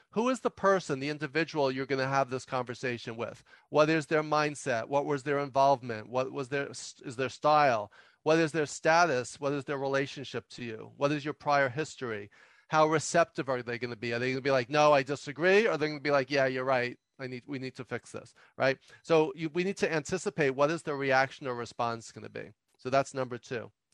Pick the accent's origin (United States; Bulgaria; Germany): United States; New York City, New York; some people can tell just from my accent that I, I grew up and and still live in New York City